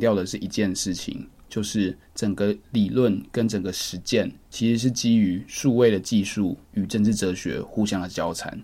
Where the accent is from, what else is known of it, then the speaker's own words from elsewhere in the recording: Taiwan; 我们身为台湾人